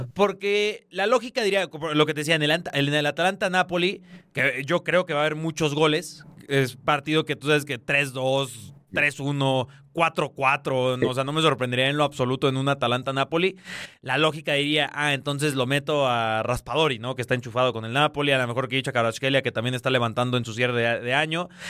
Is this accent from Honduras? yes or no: yes; Honduras; Yo, soy hondureño, ¿eh? Yo, yo, soy hondureño